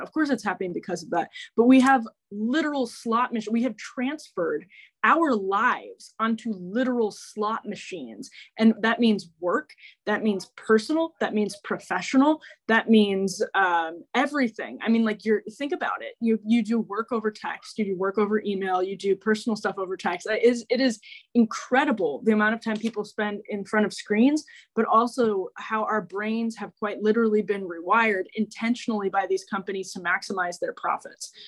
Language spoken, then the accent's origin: English; Waukesha, Wisconsin, United States; I grew up in Waukesha